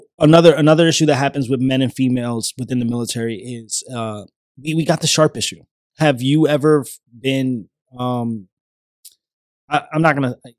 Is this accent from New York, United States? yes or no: yes; New York, United States; moved away; I'm a kid from New York